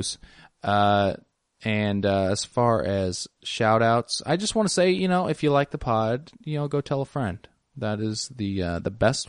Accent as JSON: {"language": "English", "region": "Scotland", "country": "United Kingdom", "said": "it's like, I'm from Scotland."}